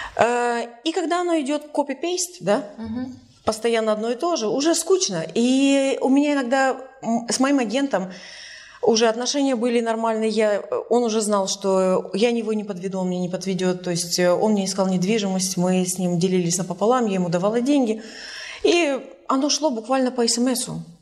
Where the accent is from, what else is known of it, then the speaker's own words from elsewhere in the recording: Tallinn, Harju County, Estonia; moved away as an adult; also born or lived in Sweden / Canada / Berlin; сама из Сталина. И из Сталина я уехала в 97